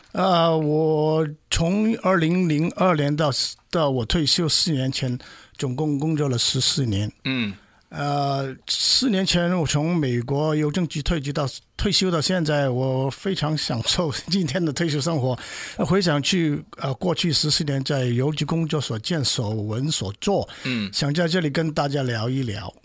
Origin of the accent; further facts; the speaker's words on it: China; moved away as an adult; now in United States; 像像我们中国人做事也不会乱来的